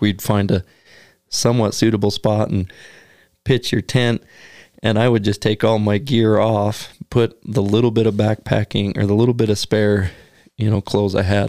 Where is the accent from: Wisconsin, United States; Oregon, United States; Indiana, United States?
Oregon, United States; growing up in Oregon, you wouldn't see a blacktail outside of November